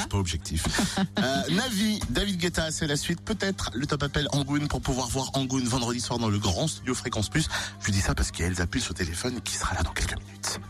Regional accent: Cergy, Île-de-France, France; C'est juste à côté de Sergi Pontoise, là où j'ai grandi

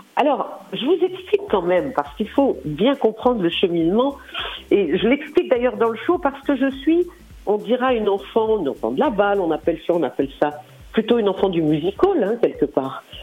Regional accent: Lyon, Auvergne-Rhône-Alpes, France; Je suis lyonnaise

